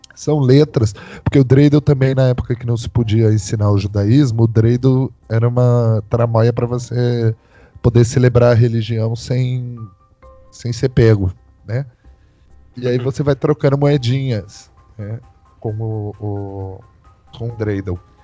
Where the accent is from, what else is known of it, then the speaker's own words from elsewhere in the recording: São José dos Campos, São Paulo, Brazil; sou da cidade de São José dos Campos, interior de São Paulo.